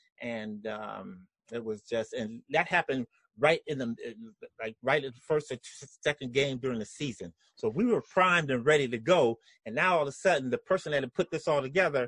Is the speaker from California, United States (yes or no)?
yes; Los Angeles, California, United States; growing up in Los Angeles